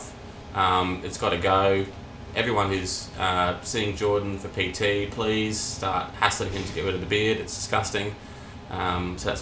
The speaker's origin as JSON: {"language": "English", "town": "Nanango", "region": "Queensland", "country": "Australia", "tie": "born or raised there", "lives_now": "Brisbane, Australia", "said": "we grew up in Nanango. For those who don't know, small country town, population about 3,000."}